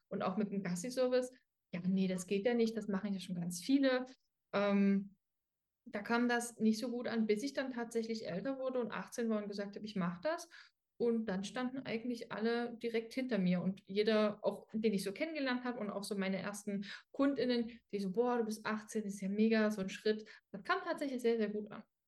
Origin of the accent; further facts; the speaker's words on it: Dresden, Saxony, Germany; ich komme aus Dresden